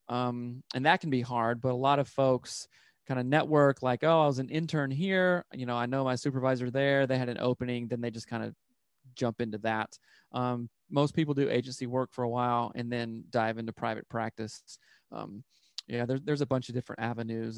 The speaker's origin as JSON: {"language": "English", "region": "upstate South Carolina", "country": "United States", "moved": "as an adult", "lives_now": "Seattle, United States", "said": "I'm from South Carolina, and, like, in the upstate area"}